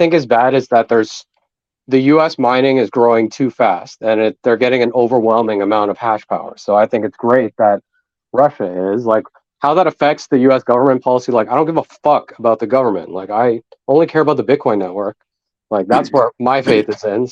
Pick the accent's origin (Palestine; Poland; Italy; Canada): Canada; I'm Canadian